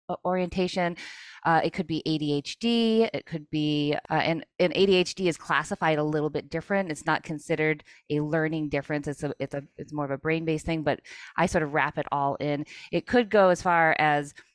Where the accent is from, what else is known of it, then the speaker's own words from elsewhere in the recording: New England, United States; I grew up in the New England area as a child with learning disabilities